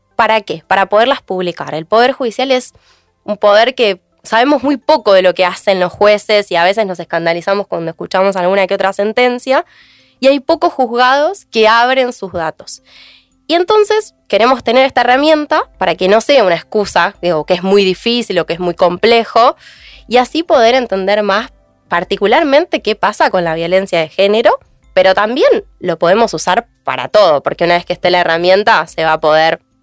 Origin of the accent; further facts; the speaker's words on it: Mar del Plata, Buenos Aires Province, Argentina; Yo soy de Mar del Plata